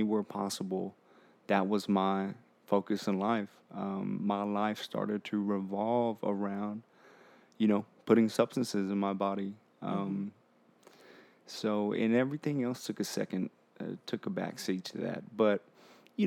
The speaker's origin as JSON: {"language": "English", "town": "Harlingen", "region": "Texas", "country": "United States", "said": "I'm from Harlingen, Texas, and it's near South Padre Island, Brownsville"}